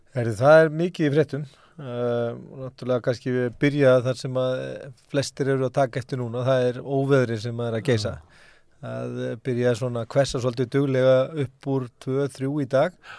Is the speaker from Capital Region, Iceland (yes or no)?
no; Bolungarvík, Westfjords, Iceland; Ég ólst upp í Bólungavík